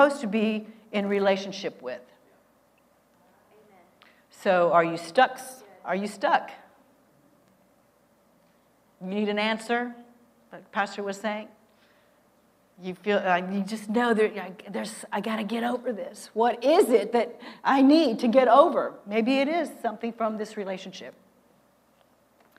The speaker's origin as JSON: {"language": "English", "region": "Texas", "country": "United States", "also_born_or_lived": "Iowa", "moved": "as an adult", "said": "I'm from Texas"}